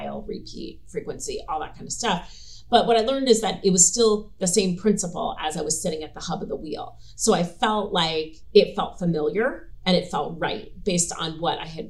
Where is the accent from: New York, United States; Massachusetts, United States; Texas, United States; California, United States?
New York, United States; moved away as an adult; also born or lived in New Jersey; I was from New York